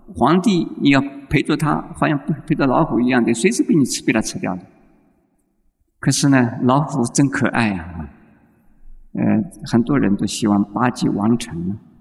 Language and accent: Chinese; Taiwan; 现在我们台湾人呢，就是迷信的